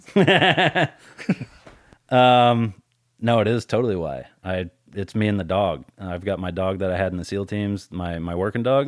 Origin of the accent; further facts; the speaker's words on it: Colorado, United States; I grew up in Colorado